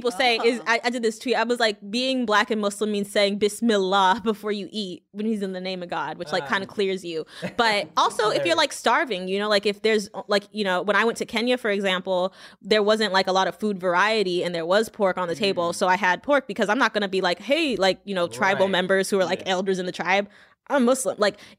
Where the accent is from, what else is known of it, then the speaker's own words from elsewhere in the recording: Louisiana, United States; but I'm from Louisiana. We eat fried alligator every now and again.